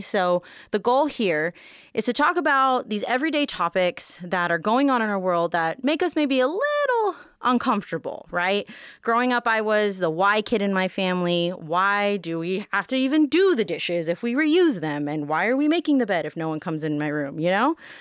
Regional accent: Las Vegas, Nevada, United States; I'm born and raised here

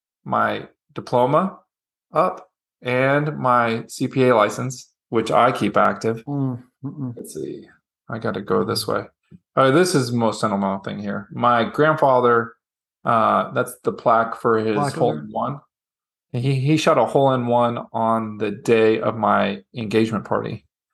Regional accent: El Paso, Texas, United States; my hometown basketball team is the UTEP Miners.

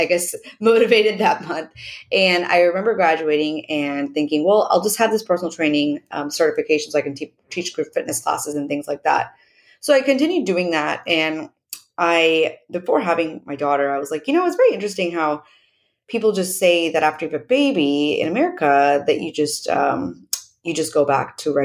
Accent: Oklahoma, United States; I'm born and raised in Oklahoma.

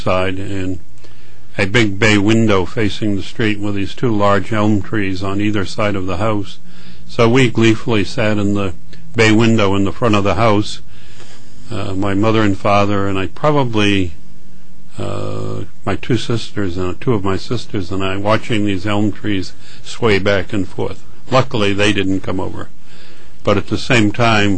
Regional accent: Nashua, New Hampshire, United States; now in Connecticut, United States; in Nashua, New Hampshire, which is about 100 miles north of here

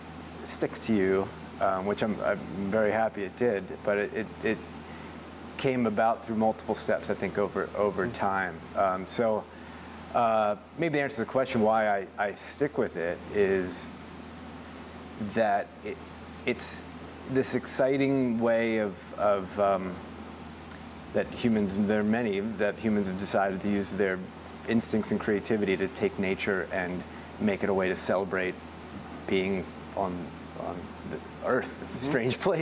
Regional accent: Baltimore, Maryland, United States; moved away as an adult; now in Oregon, United States; I was born in Baltimore, Maryland, in the city, and then at about 11 or 12, my folks moved out

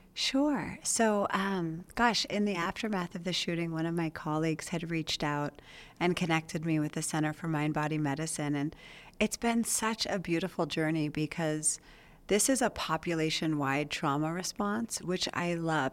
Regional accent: Las Vegas, Nevada, United States; also born or lived in Reno; I was born here in Las Vegas at Sunrise Hospital. So, um, I grew up over on the east side of Las Vegas.

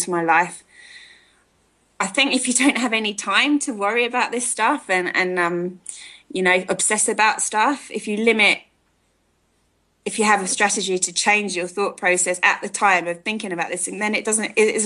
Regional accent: United Kingdom; moved away as an adult; now in South Africa; I was born in near London, and I was brought up there, I carry a British flag with me

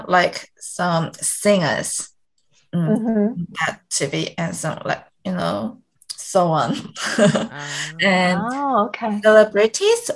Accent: Busan, South Korea; accent: Busan Saturi; English is a second language; moved away as an adult; also born or lived in United Kingdom; now in Seoul, South Korea; I grew up in Busan

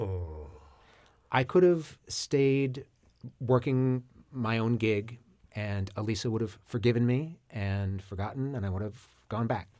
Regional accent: Maine, United States; I grew up in Maine.

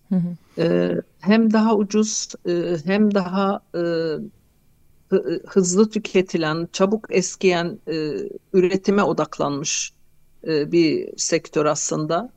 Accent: Hatay, Turkey; Hatay'da doğup büyüdüm

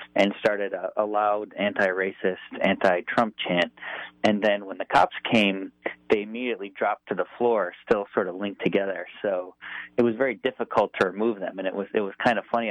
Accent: Buffalo, New York, United States; Grew up in Buffalo and went to University at Buffalo

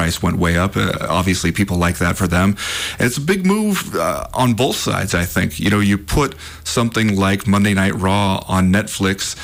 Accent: Southern California, United States; now in Missoula, United States; I grew up in Southern California

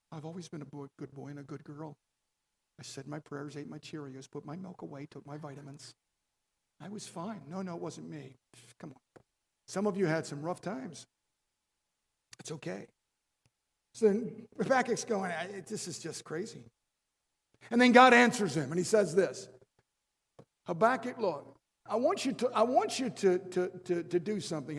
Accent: Baltimore, Maryland, United States; I was raised in an Italian home. My father was, was uh, uh from Italy, and my grandmother, my nonna, she would uh, make spaghetti sauce. We are from Baltimore

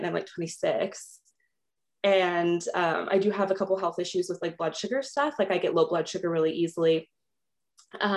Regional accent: Los Angeles, California, United States; moved away as an adult; now in Minnesota, United States; I originally was born and raised in Los Angeles, California, and just moved to Minnesota during the pandemic

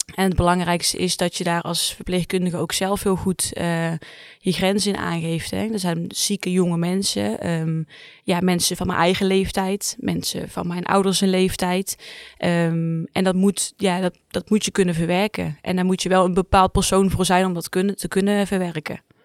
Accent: 's-Hertogenbosch, North Brabant, Netherlands; Ik kom uit Zuid-Ogenbos, maar ik werk hier in Tilburg

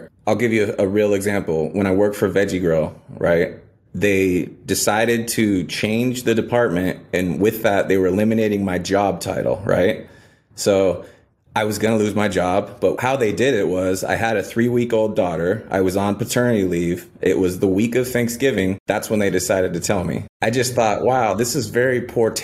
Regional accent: Paradise, California, United States; moved away; also born or lived in Los Angeles, California / New York; I was born in Los Angeles. My parents divorced when I was 2. My mother remarried. We moved to Northern California. So I grew up in a town called Paradise, California

